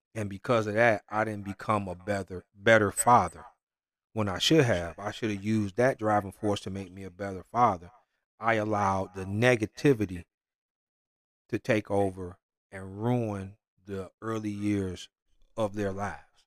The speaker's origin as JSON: {"language": "English", "town": "Detroit", "region": "Michigan", "country": "United States", "said": "I'm from Detroit"}